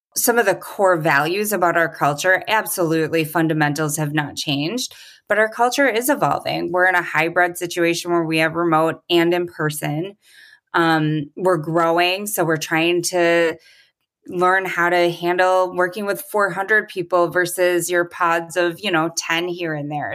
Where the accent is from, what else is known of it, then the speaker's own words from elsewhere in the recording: Milwaukee, Wisconsin, United States; it's headquartered in Milwaukee, which is my hometown